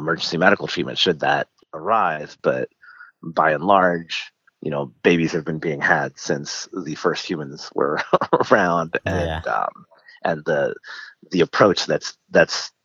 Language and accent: English; Guatemala; moved away; I'm from Guatemala, so I speak Spanish.